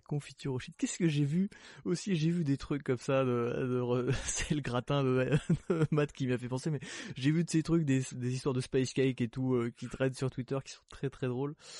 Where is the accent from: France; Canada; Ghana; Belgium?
Belgium; Je suis belge aussi